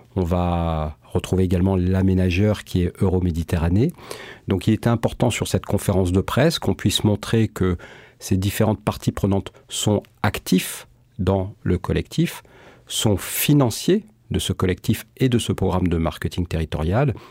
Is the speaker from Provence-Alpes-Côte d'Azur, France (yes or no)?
yes; Marseille, Provence-Alpes-Côte d'Azur, France; je suis natif de ce territoire, je suis né à Marseille